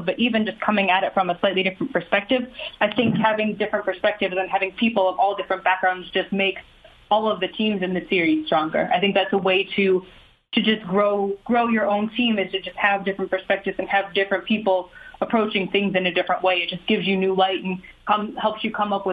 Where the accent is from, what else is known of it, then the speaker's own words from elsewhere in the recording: Ohio, United States; growing up in Ohio